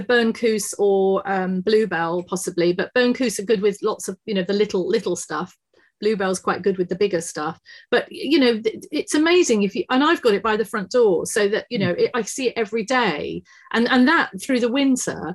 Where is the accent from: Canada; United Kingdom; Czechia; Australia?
United Kingdom; Exmoor, Somerset, South West England; I grew up on Exmoor in Somerset.